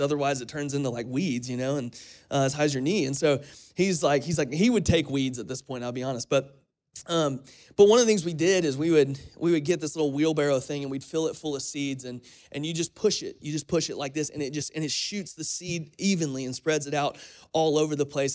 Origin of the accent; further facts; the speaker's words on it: Crestview, Florida, United States; now in Kentucky, United States; my hometown of Florida, in Crestview